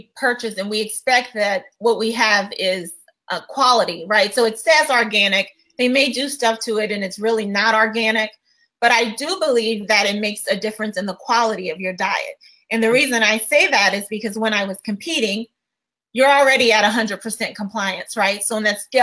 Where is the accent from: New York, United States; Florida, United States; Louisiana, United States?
Louisiana, United States; I'm from Louisiana